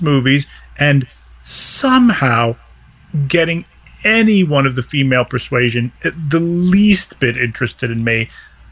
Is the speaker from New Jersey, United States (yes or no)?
yes; New Jersey, United States; Growing up in Jersey